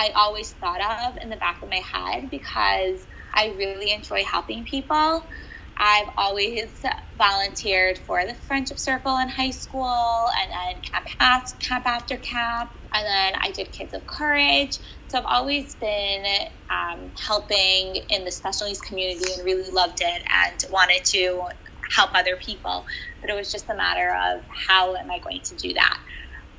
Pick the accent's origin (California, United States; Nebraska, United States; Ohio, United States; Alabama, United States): Ohio, United States; Cleveland; moved away; I grew up in Cleveland, Ohio